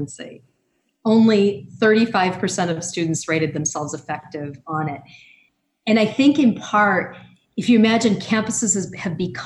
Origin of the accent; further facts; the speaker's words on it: United States; as an American